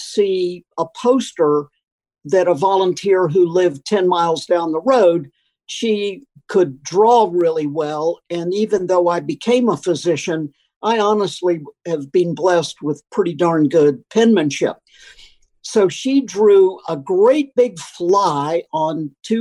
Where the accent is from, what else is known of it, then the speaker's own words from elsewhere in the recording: Florida, North Carolina, the South, United States; moved away; also born or lived in Malawi; a Florida, North Carolina boy such as myself